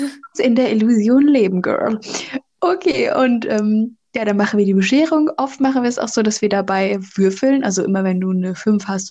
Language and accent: German; North Rhine-Westphalia, Germany; bei uns in NRW gibt es ja Schützenfest